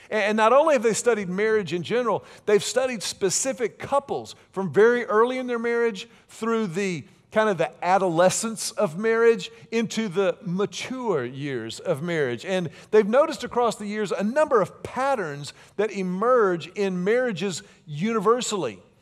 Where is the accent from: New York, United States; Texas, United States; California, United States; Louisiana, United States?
Texas, United States; Houston; I grew up in Houston, and so I grew up very close to the Texas Gulf Coast